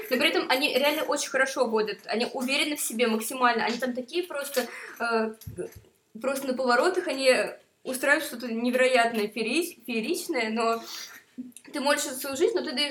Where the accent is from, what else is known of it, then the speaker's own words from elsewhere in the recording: Moscow, Russia; потому что я из Москвы, там, не знаю, из Китая города до условного какого-нибудь там Выхина езжу дороже.